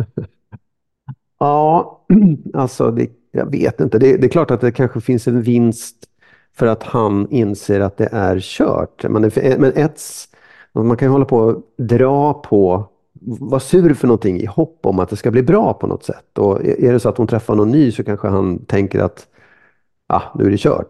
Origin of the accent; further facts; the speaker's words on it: Sweden; man är lite kufig som lång svensk